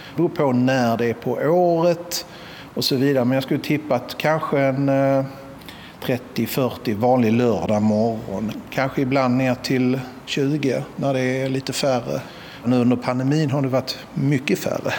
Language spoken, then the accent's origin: Swedish; Malmö, Skåne, Sweden; moved away as an adult; jag är ju född i Malmö och uppvuxen här